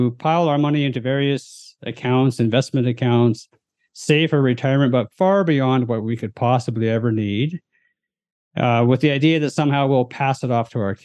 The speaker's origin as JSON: {"language": "English", "town": "Chilliwack", "region": "British Columbia", "country": "Canada", "tie": "born or raised there", "said": "as a Western Canadian, I grew up just outside of Vancouver in a small town called Chilliwack."}